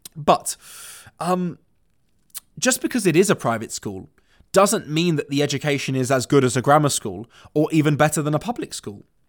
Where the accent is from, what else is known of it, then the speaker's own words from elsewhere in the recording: London, United Kingdom; moved away; I was born and raised in London. I went to school there